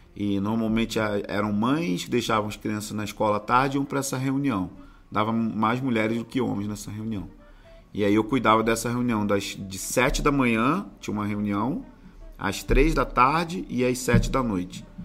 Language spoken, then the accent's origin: Portuguese; São Gonçalo, Rio de Janeiro, Brazil; moved away as an adult; now in Rio de Janeiro, Brazil; eu nasci em São Gonçalo